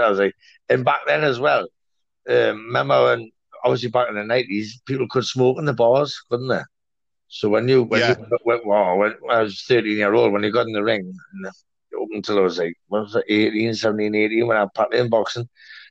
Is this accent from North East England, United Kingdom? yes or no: yes; Gateshead, North East England, United Kingdom; I was born in Gated in 1979. Basically grew up there.